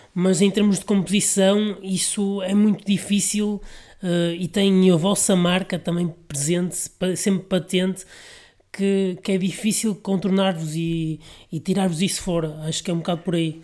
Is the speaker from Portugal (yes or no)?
yes; Vila Nova de Gaia, Norte, Portugal; sou da Vila Nova de Gaia